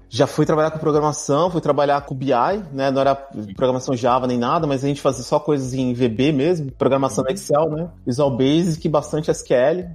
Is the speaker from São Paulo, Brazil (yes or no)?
yes; São Paulo, Brazil; moved away as an adult; now in Berlin, Germany; Eu sou de São Paulo, morei quase minha vida inteira em São Paulo, mas hoje eu moro fora do Brasil, moro em Berlim, aqui na Alemanha